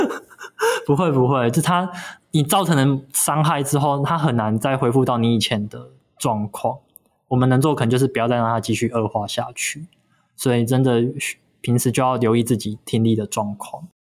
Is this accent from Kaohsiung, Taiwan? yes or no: yes; Kaohsiung, Taiwan; moved away; 我老家在高雄